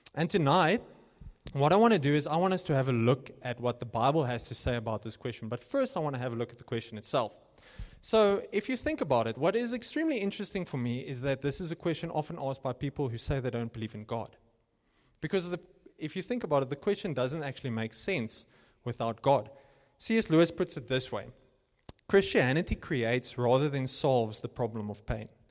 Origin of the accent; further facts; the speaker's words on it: Cape Town, Western Cape, South Africa; moved away as an adult; now in Johannesburg, South Africa; when I came here from Cape Town